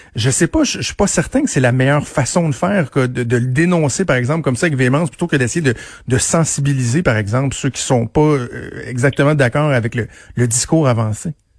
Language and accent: French; Quebec, Canada; je suis un Québécois blanc